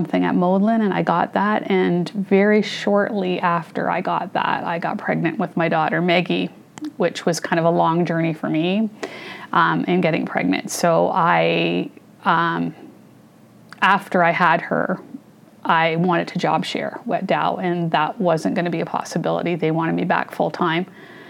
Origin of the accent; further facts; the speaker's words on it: Sarnia, Ontario, Canada; also born or lived in Halifax, Nova Scotia / Toronto; So we stayed there for 2 years. My dad did his stint. Then we moved to Toronto. And we were there till I was in grade four. And then Sarnia was calling my dad